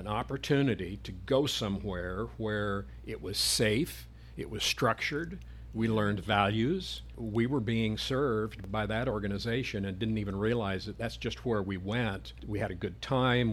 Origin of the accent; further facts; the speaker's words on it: Phoenix, Arizona, United States; I grew up in Phoenix, uh, as a child, back in the, uh, fifties